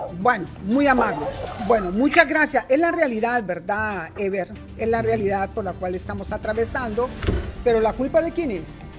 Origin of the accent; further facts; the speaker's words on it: Honduras; todos somos hondureños